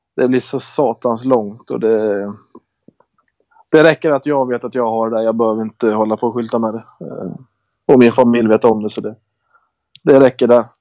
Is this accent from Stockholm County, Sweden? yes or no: no; Köping, Västmanland, Sweden; moved away; Jag spelar hemma i Köping bara.